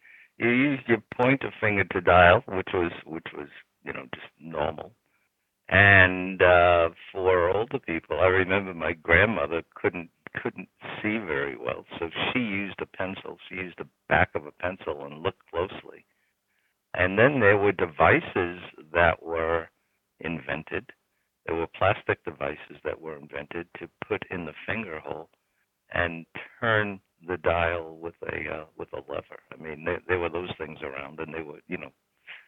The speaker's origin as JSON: {"language": "English", "town": "New York City", "region": "New York", "country": "United States", "tie": "born or raised there", "said": "we grew up in New York City"}